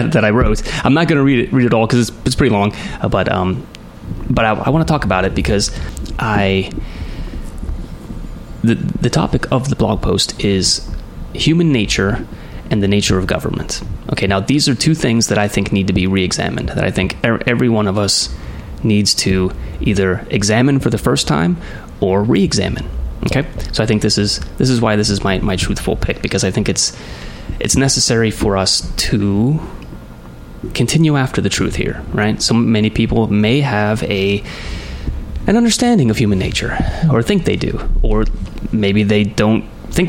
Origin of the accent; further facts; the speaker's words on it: United States; I grew up in the United States of America all my life.